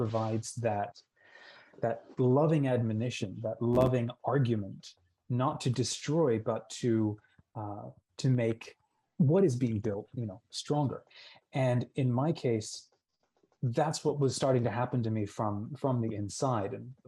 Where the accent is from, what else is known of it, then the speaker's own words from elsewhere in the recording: New Zealand; born there; And we've moved all over the world. Like I was born in New Zealand.